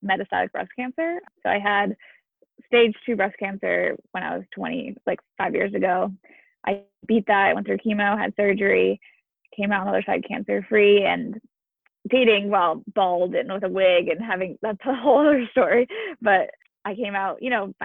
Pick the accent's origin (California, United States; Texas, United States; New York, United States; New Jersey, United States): California, United States; moved away as an adult; now in Waltham, United States; I'm from California